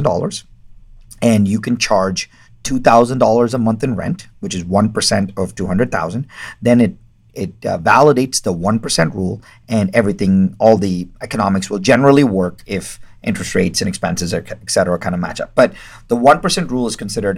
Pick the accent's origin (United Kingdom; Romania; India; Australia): India; I'm Indian, and Indian people don't talk about money